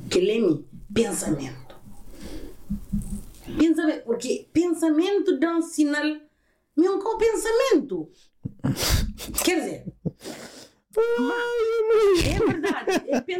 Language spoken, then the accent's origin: Portuguese; Azores, Portugal; born there; Eu nasci na São Miguel.